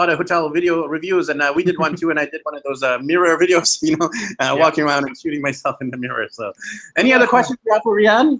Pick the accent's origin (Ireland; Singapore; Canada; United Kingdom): Canada; also born or lived in Vancouver; I am actually Indian, but born in Canada